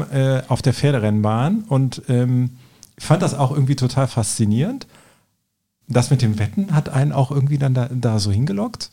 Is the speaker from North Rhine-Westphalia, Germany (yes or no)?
yes; Cologne, North Rhine-Westphalia, Germany; also born or lived in Eifel; ich bin ja Kölner